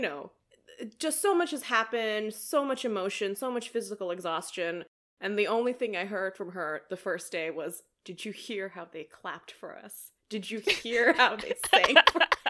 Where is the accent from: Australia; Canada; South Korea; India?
India; As an Indian, as an extrovert, as a task-oriented person, and as somebody who just really enjoys being helpful, I came alive that day.